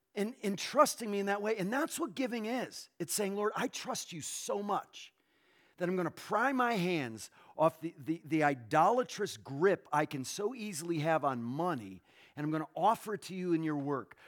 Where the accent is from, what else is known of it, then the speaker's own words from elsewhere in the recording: Northeast, United States; where I was born in the Northeast